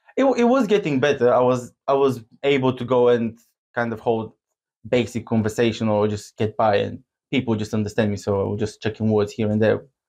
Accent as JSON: {"language": "English", "country": "Bulgaria", "tie": "born or raised there", "also_born_or_lived": "Abergavenny, Wales", "second_language": "English", "moved": "as an adult", "lives_now": "Worthing, United Kingdom", "said": "we grew up together in Bulgaria."}